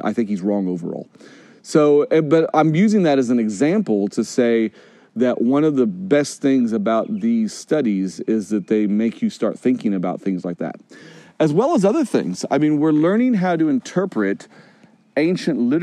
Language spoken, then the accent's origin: English; Midwest, United States; moved away as an adult; also born or lived in Africa; I grew up in Midwest white America.